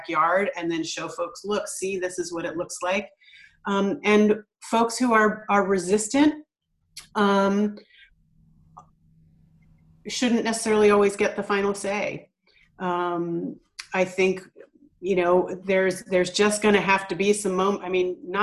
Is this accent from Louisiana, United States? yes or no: no; Philadelphia, Pennsylvania, United States; now in Eugene, United States; I grew up in Philadelphia